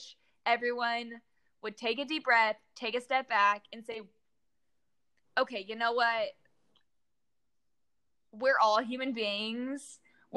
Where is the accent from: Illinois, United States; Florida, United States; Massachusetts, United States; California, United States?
California, United States; Danville; moved away as an adult; also born or lived in College Station, Texas; now in Houston, United States; I was born and raised in San Francisco, literally till I came to college at A&M.